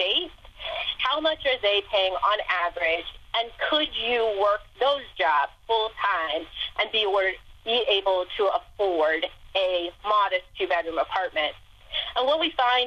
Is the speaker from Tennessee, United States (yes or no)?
no; Ohio, United States; moved away; come back to my home state